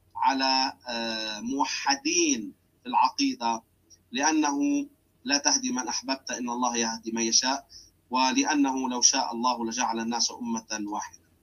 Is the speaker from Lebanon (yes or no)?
yes; Lebanon; عندنا في لبنان